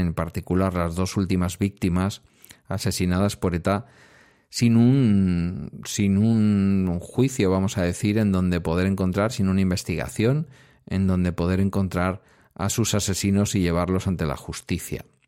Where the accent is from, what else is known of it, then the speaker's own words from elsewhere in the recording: Basque Country, Spain; mi tierra